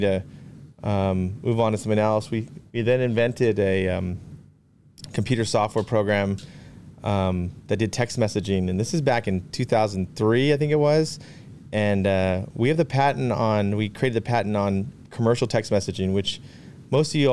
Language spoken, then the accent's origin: English; California, United States; moved away as an adult; We come from California originally